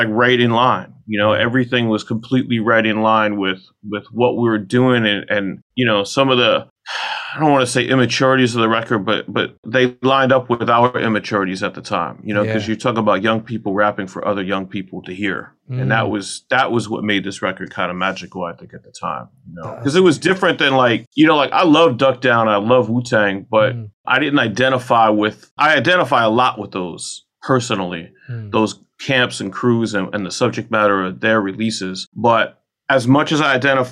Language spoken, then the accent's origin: English; New York City, New York, United States; I'm from New York, you know, like I was raised on Staten Island